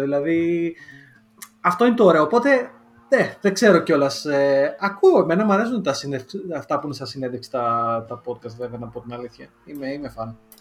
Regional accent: Lamia, Central Greece, Greece; first language Greek; moved away as an adult; now in United Kingdom; εγώ έχω προφορά και στα ελληνικά, γιατί η καταγωγή μου είναι από τη Λαμία

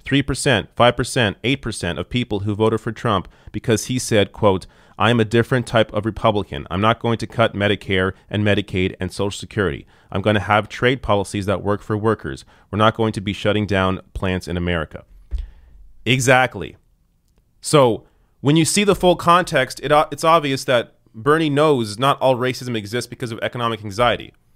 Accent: Canada; I'm Canadian

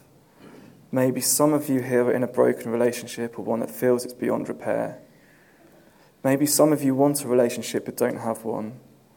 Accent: Southampton, South East England, United Kingdom; now in London, United Kingdom; when I was growing up in Southampton

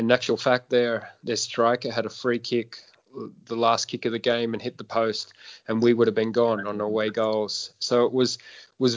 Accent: Sydney, New South Wales, Australia; in my hometown

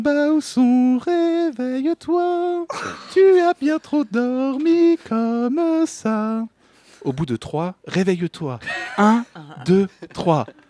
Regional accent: Paris, Île-de-France, France; born or raised there

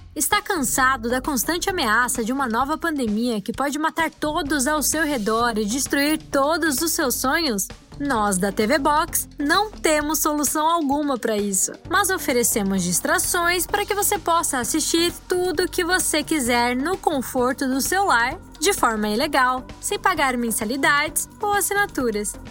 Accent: Rio de Janeiro, Brazil; eu sou do Rio de Janeiro

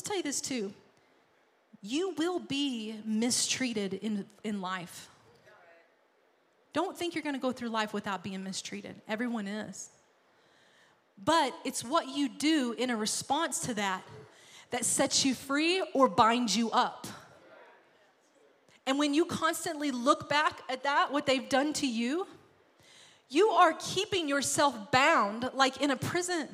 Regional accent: Arkansas, United States; moved away; I'm from Arkansas

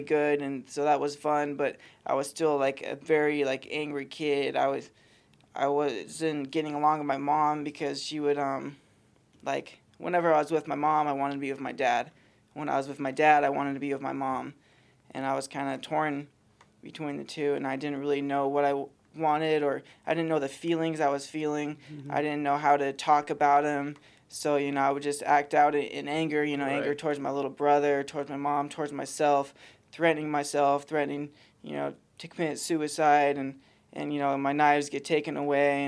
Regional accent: Soldotna, Alaska, United States; I was born and raised in Soldotna, Alaska.

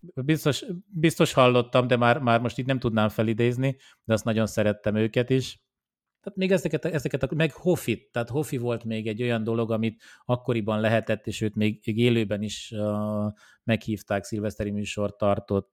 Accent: Oradea, Bihor County, Romania; now in Hungary; én Romániában nőttem fel, tehát én nem, nem itt születtem, hanem Romániában Nagyváradon ö, születtem

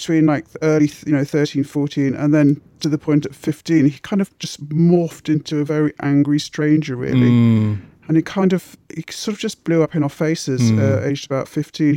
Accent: Midlands, United Kingdom; moved away as an adult; now in London, United Kingdom; I grew up in the Midlands. I came here in my 20s

